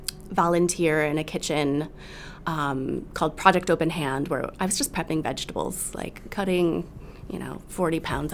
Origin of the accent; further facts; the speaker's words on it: Rockford, Illinois, United States; growing up in Rockford